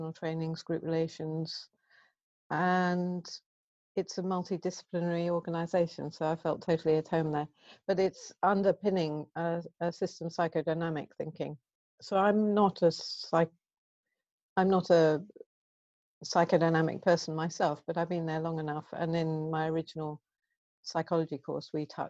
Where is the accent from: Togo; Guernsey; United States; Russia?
Guernsey; moved away as an adult; also born or lived in Bristol / Glasgow; I grew up on the Channel Islands in Guernsey